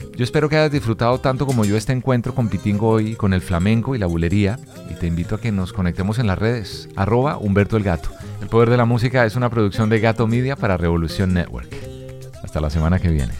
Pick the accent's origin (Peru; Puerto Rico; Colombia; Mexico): Colombia; mi tierra, de Colombia